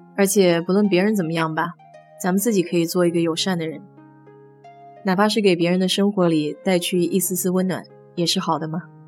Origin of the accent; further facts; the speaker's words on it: China; now in United States; 我们中国人